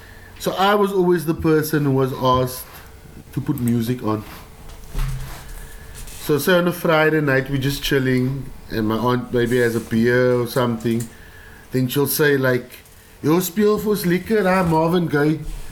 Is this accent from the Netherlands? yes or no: yes; Delft, South Holland, Netherlands; English is a second language; Growing up in Delft, we didn't have like a CD player when like CD players came out.